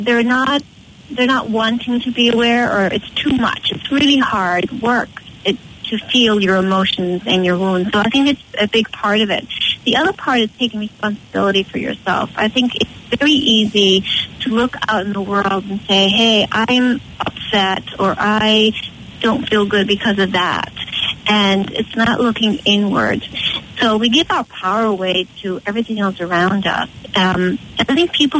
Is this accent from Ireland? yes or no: yes; Connemara, Galway, Connacht, Ireland; moved away as an adult; now in Boston, United States; I'm out in Connemara area, out in the country, born and raised there, and I moved to Boston about 23 years ago, and Boston's been my home ever since.